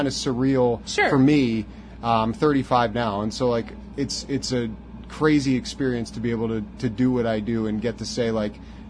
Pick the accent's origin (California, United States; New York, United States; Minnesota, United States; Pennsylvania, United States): Pennsylvania, United States; east of Harrisburg; now in Pittsburgh, United States; they asked me where I was from. I said east of Harrisburg